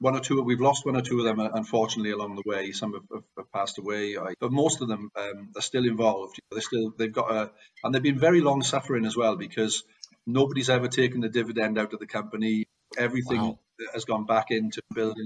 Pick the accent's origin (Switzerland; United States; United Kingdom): United Kingdom; Port Talbot, Wales; also born or lived in Staffordshire; I'm a native of Wales. I'm from a place called Port Talbot, which is one of the big steel towns in Wales.